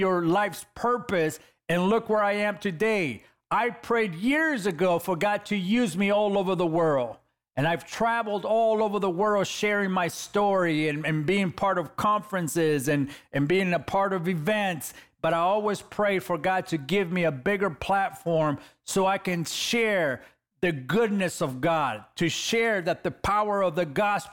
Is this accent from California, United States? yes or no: yes; Los Angeles, California, United States; I'm a kid from East LA, California.